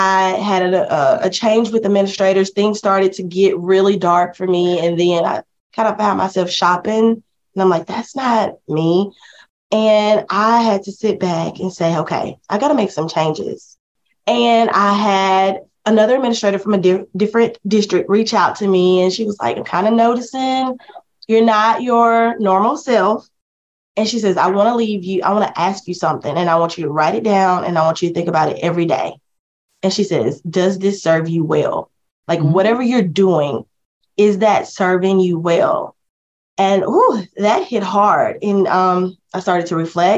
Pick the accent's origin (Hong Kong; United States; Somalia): United States; Monticello, Mississippi; my hometown, who really only had one school counselor